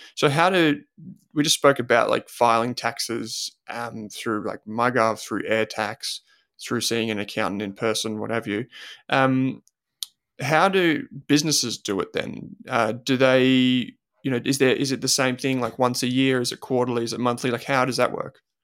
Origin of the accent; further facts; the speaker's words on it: Australia; growing up in Australia